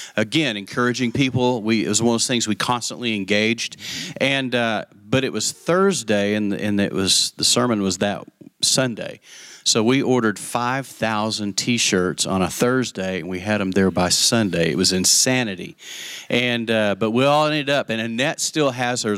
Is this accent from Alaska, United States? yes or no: no; West Texas, United States; I grew up in West Texas